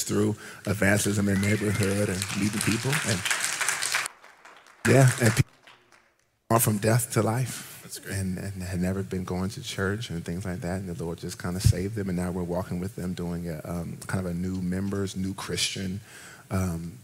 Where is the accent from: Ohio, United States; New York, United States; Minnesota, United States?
Ohio, United States; moved away; also born or lived in Washington, D.C.; I'm from Ohio